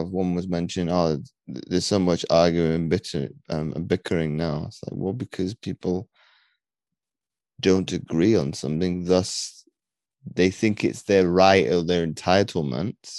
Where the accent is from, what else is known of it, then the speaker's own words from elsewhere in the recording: United Kingdom; I'm British